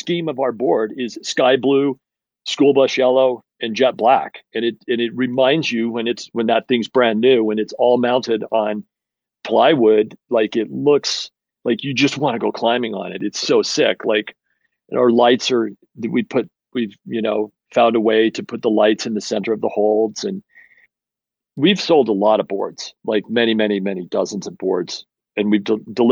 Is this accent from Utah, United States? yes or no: yes; Utah, United States; moved away as an adult; also born or lived in Portland; I grew up in Utah. I'm back in Utah